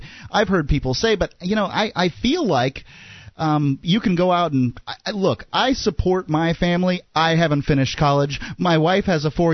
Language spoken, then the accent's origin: English; Midland, United States; accent: Midland English; Midland, which is what sort of my accent is, Midland English